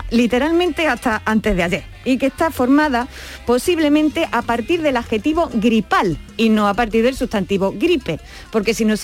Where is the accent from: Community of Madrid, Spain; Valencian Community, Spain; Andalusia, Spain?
Andalusia, Spain; Alcaudete; Los de mi pueblo eh, y las de mi pueblo somos alcaudetense y alcaudetensa, ¿vale?